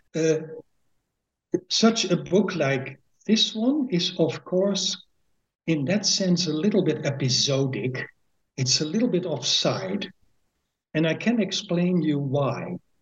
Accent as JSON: {"language": "English", "town": "Winschoten", "region": "Groningen", "country": "Netherlands", "tie": "born or raised there", "first_language": "Dutch", "second_language": "English", "said": "I am born at the 21st of May 1954 in a small town called Winschoten, which is in the province of Groningen."}